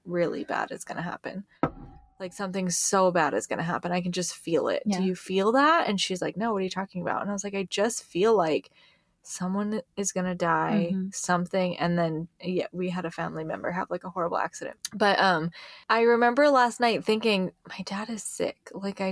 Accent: Hawaii, United States; I grew up in Hawaii

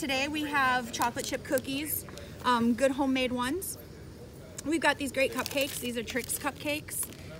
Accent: Peshtigo, Wisconsin, United States; now in Niles, Michigan, United States; I'm from northern Wisconsin, up in the UP, like on the border there.

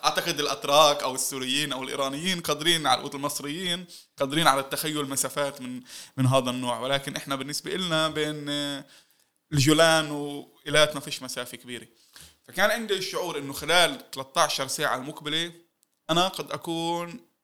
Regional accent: Palestine

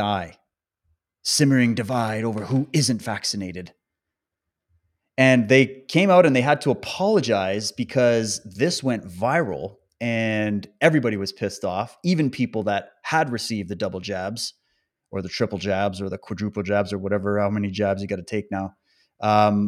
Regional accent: Canada; also born or lived in British Columbia; my home country, Canada, and even focusing in on British Columbia, the province where I live

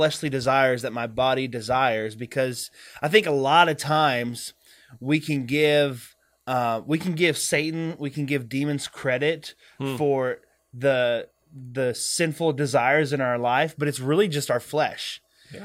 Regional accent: the South, United States; I grew up in the South.

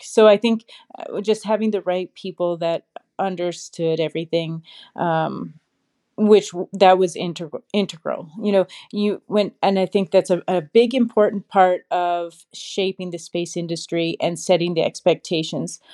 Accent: Saskatchewan, Canada; I grew up in Saskatchewan, Canada

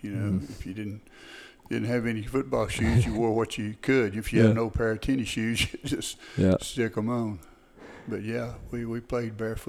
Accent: Canton, Texas, United States; I grew up here in Van Zandt County, just south of Canton, about 6 miles in the Jackson community.

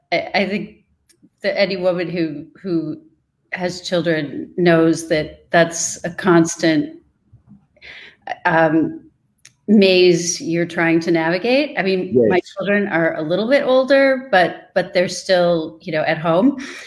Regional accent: Midwest, United States; I moved to New York from the Midwest. So I was tossed into an environment that was completely different than what I was used

